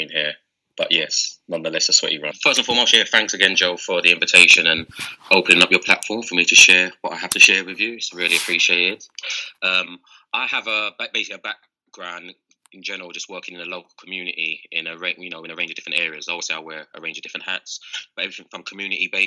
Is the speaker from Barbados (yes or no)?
no; London, United Kingdom; now in Amsterdam, Netherlands; being born and bred in London, raised in a concrete jungle